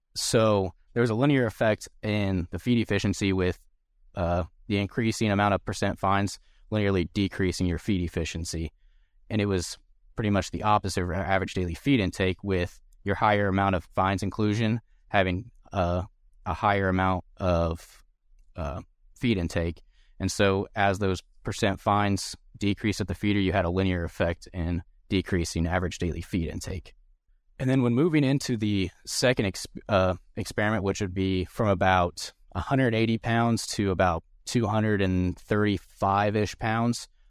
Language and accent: English; Southern Indiana, United States; moved away as an adult; also born or lived in Manhattan, Kansas; now in Kansas, United States; I'm originally from Southern Indiana. Um, grew up showing hogs and cattle